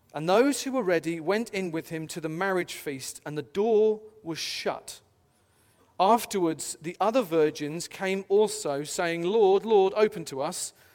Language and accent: English; United Kingdom; I'm British personally